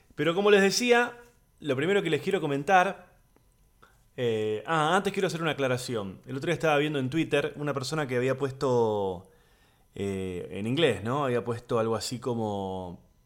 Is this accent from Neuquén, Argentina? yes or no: no; Buenos Aires, Argentina; soy de Buenos Aires, Argentina, comediante, actor